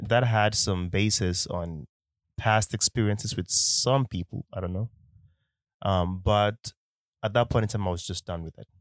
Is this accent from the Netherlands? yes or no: no; Nigeria; accent: Nigerian; I'm a Nigerian man. So sometimes, eh, the Nigerian accent can also come out into the podcast